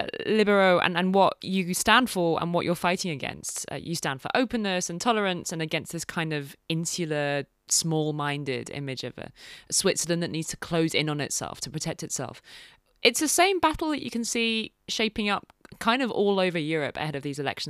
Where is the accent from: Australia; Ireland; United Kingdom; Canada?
United Kingdom; as a Brit